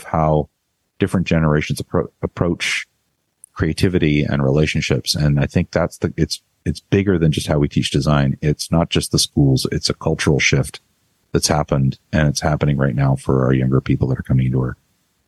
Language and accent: English; Canada; now in United States; I'm Canadian